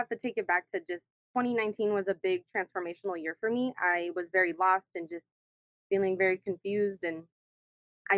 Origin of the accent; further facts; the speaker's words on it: Orange County, California, United States; now in Los Angeles, United States; I was actually born and raised in Orange County